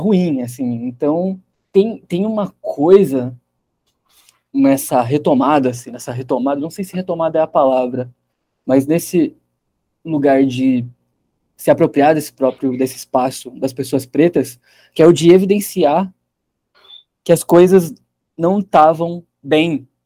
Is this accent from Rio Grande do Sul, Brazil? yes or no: no; Piracicaba, São Paulo, Brazil; É, é interessante, porque eu cresci em Piracicaba